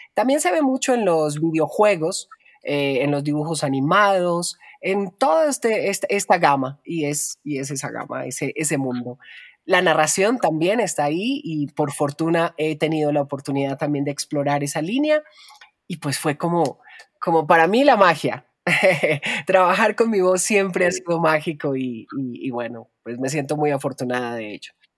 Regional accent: Colombia; me desarrollé como locutora en mi país, en Colombia

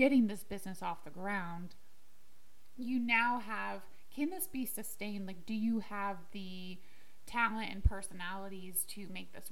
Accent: Illinois, United States; we are from Illinois and everyone is crazy for Lincoln

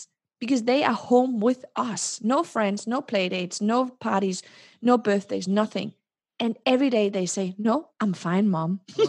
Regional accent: Denmark; also born or lived in Morocco; And then in 1975, when I was born in December, there was a social unrest in Morocco, and my mom and dad decided shortly after I was born to return to Denmark.

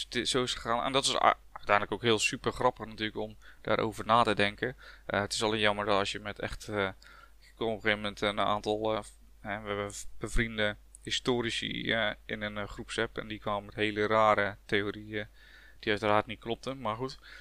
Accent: Dordrecht, South Holland, Netherlands; Ik ben een blanke Hollander, uh, zullen jullie misschien gehoord hebben. Eh, ook letterlijk Hollander, want ik kom uit Dordrecht

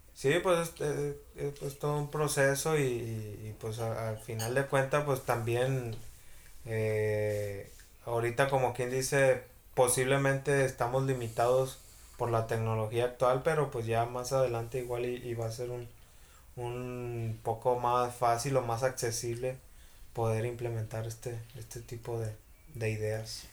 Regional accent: Mexico; aquí en México, pues ya sabes cómo somos los mexicanos

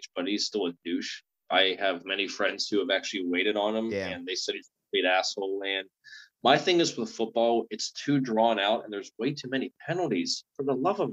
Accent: Pittsburgh, Pennsylvania, United States; I'm born and raised in Pittsburgh, so it's home

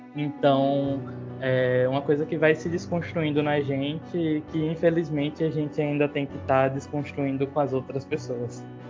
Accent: Aracaju, Sergipe, Brazil; Eu nasci e me criei em Aracaju

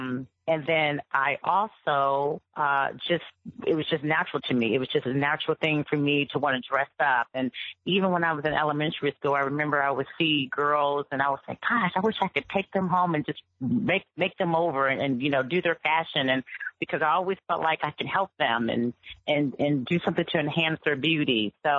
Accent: Cincinnati, Ohio, United States; moved away as an adult; also born or lived in Los Angeles; I'm from originally from Cincinnati, Ohio.

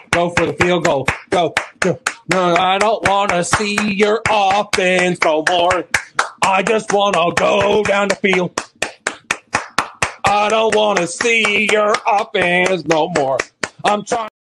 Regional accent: Texas, United States; I've never had a real interest in hockey. I'm from Texas and it's never been in my blood. I can't help it. I'm not, it's just not an ice hockey kind of state.

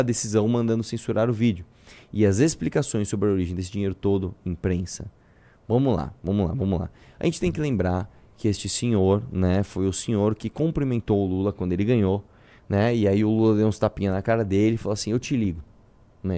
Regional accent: Brazil

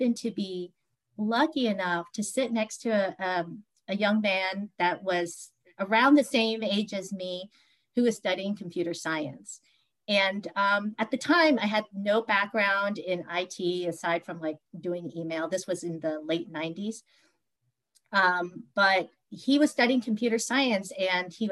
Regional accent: Washington, District of Columbia, United States; I grew up in the Washington, D.C. metro area. I've lived here for most of my life.

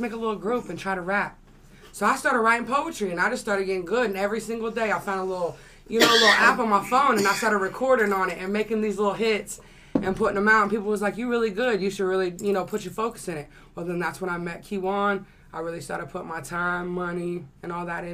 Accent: Tulsa, Oklahoma, United States; I'm born and raised from Tulsa. I'm 27.

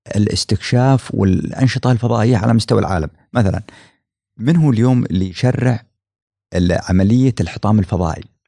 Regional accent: United Arab Emirates; عندنا في الامارات

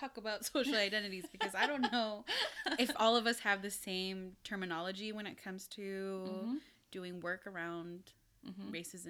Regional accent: Philippines; And as a person of color, I'm Filipino.

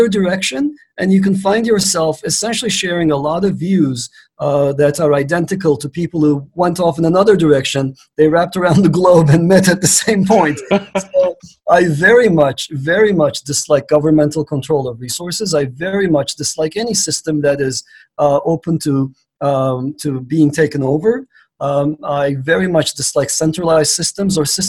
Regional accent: Istanbul, Turkey; now in United States; I grew up in Istanbul, Turkey

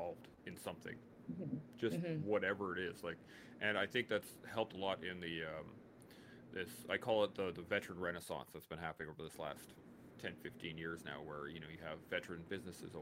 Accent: Canada; as a Canadian child at the time, 18 to 19 years old

